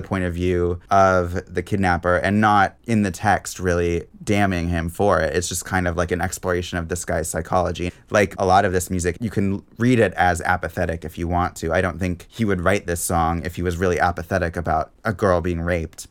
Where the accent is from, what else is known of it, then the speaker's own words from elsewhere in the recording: Seattle, Washington, United States; I grew up in Seattle